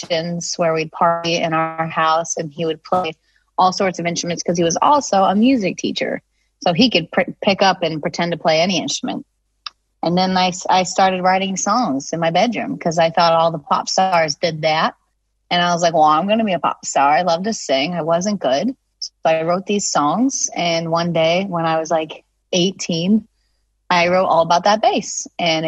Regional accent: Nantucket, Massachusetts, United States; It was cool. It was definitely like different than a lot of my friends

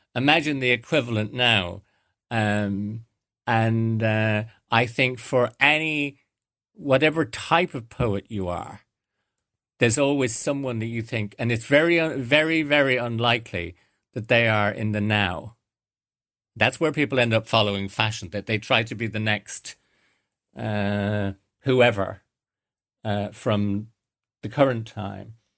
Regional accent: Ireland; born or raised there; also born or lived in London / Coventry

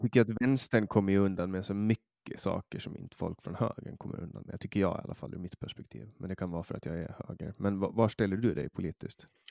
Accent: Åland Islands; från mitt perspektiv som ålänning

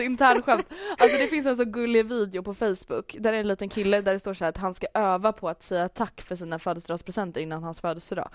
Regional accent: Stockholm, Stockholm County, Sweden; jag är stockholmare

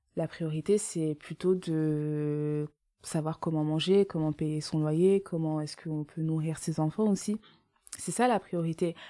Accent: Essonne, Paris suburbs, Île-de-France, France; j'ai grandi en Essonne donc en banlieue parisienne dans 91

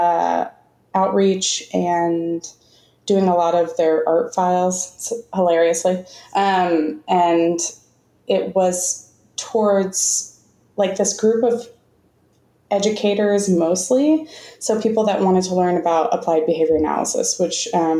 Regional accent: Florida, United States; moved away; I'm originally from Florida

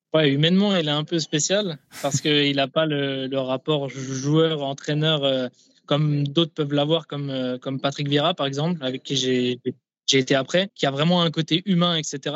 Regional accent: Nancy, Grand Est, France; moved away as an adult; now in Kansas City, United States; j'étais euh, dans ma ville natale

